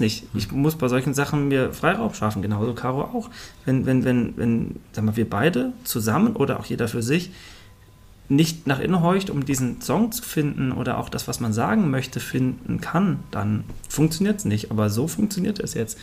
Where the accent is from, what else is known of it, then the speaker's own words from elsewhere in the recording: Fulda, Hesse, Germany; ich komme zwar aus Fulda